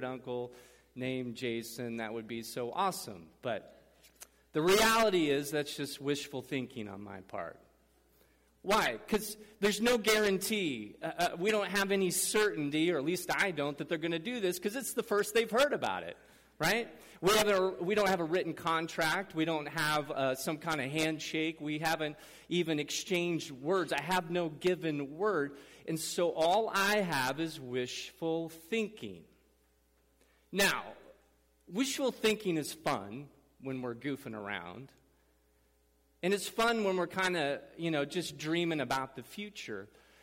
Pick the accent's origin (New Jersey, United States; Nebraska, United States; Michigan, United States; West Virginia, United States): Nebraska, United States; Madrid; moved away as an adult; also born or lived in Kansas City; We moved from Kansas City, a city, to a rural area, Madrid, Nebraska area where I grew up.